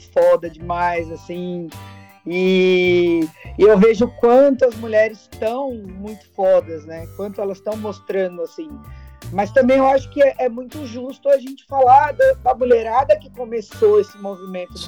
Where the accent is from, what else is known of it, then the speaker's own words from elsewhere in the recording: São Paulo, Brazil; a gente veio da ZL, né? Zona Lost